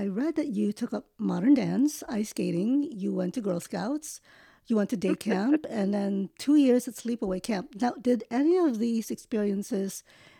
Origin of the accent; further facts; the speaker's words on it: New York, United States; I grew up in New York as well.